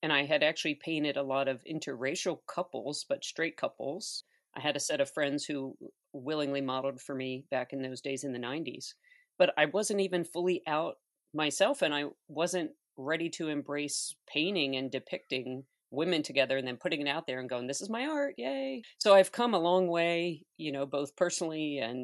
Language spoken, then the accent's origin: English; Baltimore, Maryland, United States; moved away as an adult; also born or lived in New Orleans; now in Baltimore, United States; I hail right here from Baltimore, Maryland, believe it or not. And I spent a lot of years here and moved to New Orleans in 2005 to sort of get out of my hometown.